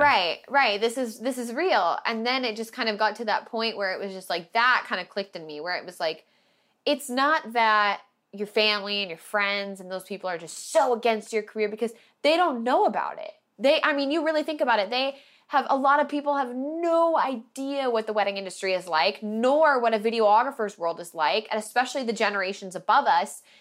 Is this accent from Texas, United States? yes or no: no; Portland, Oregon, United States; moved away; started in Oregon where I was from Portland